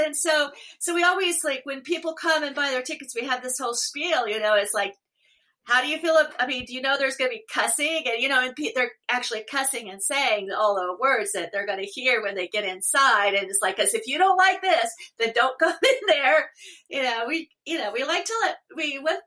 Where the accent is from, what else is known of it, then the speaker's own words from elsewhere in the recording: Oklahoma, United States; now in Portland, United States; I grew up in Oklahoma